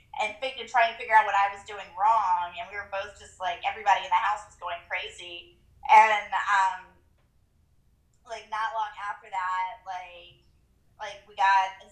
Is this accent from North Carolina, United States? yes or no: yes; Greensboro, North Carolina, United States; moved away as an adult; now in Maryland, United States; we're from a town called Greensboro